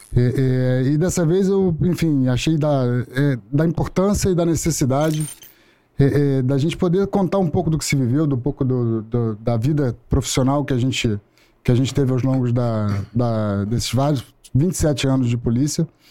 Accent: Rio de Janeiro, Brazil; Sou do Rio de Janeiro, é nascido e criado no Meier e logo em seguida para Tijuca

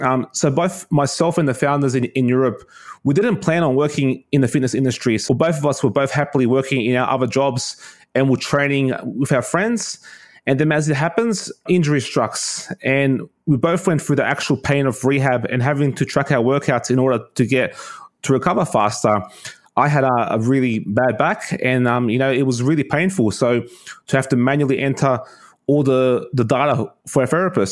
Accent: Sydney, New South Wales, Australia; I'm from Sydney, Australia.

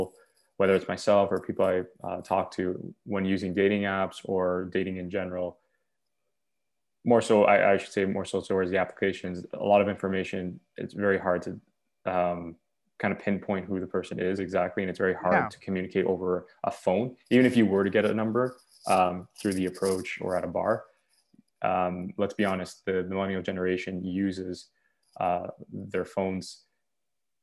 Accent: Canada; As a Canadian

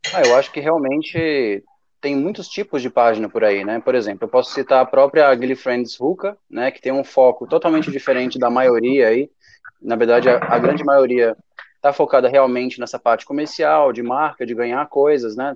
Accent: Brasília, Federal District, Brazil; eu sou de Brasília mesmo

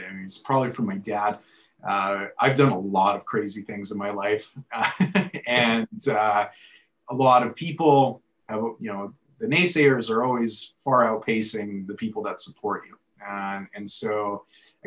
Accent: Edmonton, Alberta, Canada; Born and raised in Edmonton.

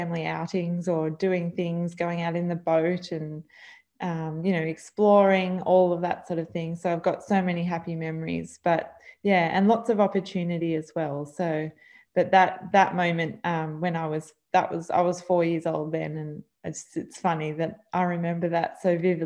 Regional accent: Vincentia, New South Wales, Australia; also born or lived in Camden, New South Wales; So growing up on the South Coast, we actually moved down. We were living in Camden, and then my mum and dad moved down to Vincentia on the South Coast of New South Wales when I was about 2 years old

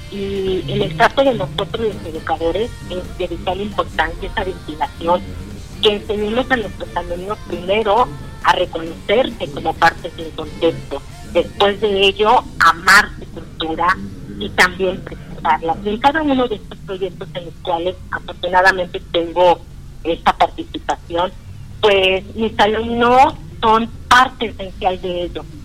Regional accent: Ciudad Valles, San Luis Potosí, Mexico; Hace poco llego yo a, a mi ciudad natal, que es Valles, de San Luis Potosí

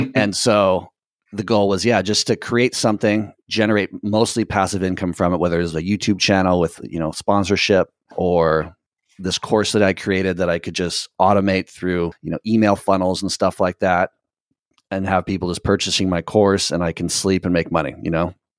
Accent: Southern California, United States; moved away as an adult; also born or lived in Nicaragua; I'm from Southern California, and actually currently in Southern California

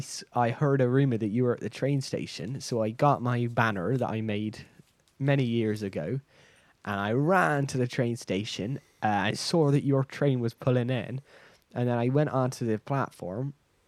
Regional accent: Bristol, South West England, United Kingdom; Well, I'm from Bristol, so this is my accent.

